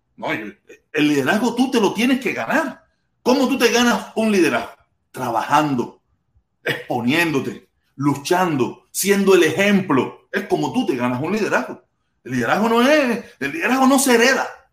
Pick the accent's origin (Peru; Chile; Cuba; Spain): Cuba; now in Miami, United States; muchos de los que estamos fuera de Cuba